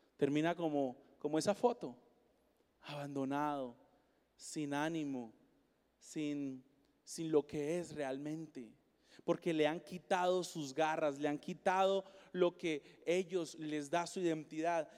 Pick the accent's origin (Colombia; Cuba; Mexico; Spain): Colombia; now in Seattle, United States; yo soy colombiano, yo nací en Colombia.